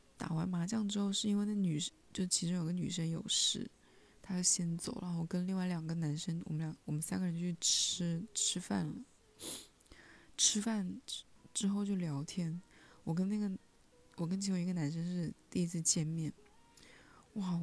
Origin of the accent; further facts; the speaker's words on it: Hunan, China; 我是湖南人